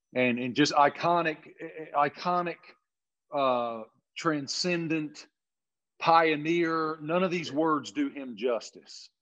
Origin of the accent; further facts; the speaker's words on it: Appalachia, United States; I grew up in Appalachia